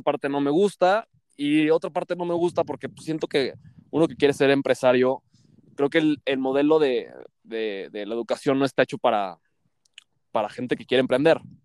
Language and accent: Spanish; Mexico City, Mexico; soy de la Ciudad de México